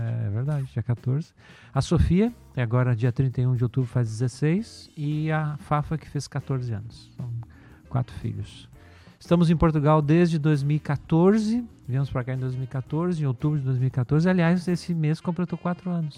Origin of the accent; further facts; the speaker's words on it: Porto Alegre, Rio Grande do Sul, Brazil; E sou natural de Porto Alegre, no Rio Grande do Sul